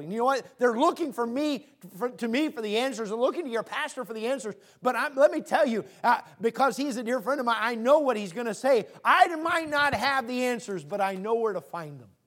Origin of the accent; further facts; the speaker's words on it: Tacoma, Washington, United States; I grew up in Tacoma.